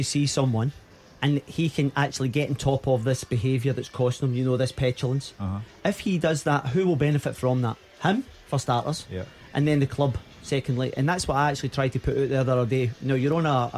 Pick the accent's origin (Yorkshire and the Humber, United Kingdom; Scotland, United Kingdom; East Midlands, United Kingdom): Scotland, United Kingdom; Glasgow; when I was a wee boy, growing up in the East End of Glasgow